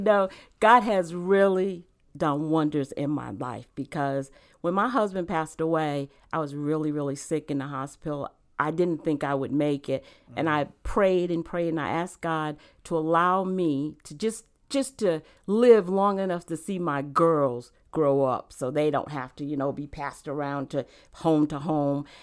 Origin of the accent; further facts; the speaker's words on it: Rhode Island, United States; moved away as an adult; also born or lived in South Carolina / Virginia; now in North Carolina, United States; I actually grew up in Rhode Island. Um, I was born in South Carolina, but I, I w, I, we moved to Rhode Island when I was a baby, and I actually grew up in Rhode Island.